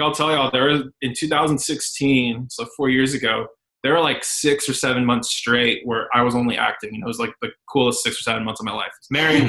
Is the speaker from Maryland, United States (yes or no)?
no; San Antonio, Texas, United States; now in Dallas, United States; I'm from San Antonio, just Texas. I'm currently based out of Dallas.